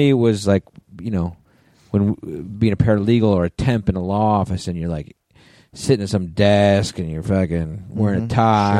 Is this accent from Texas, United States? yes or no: no; West Haven, Connecticut, United States; I'm from West Haven.